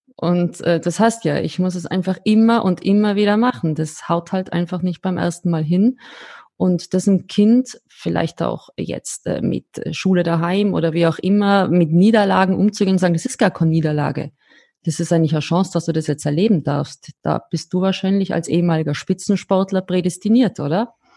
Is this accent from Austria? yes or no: yes; Austria; als Österreicherin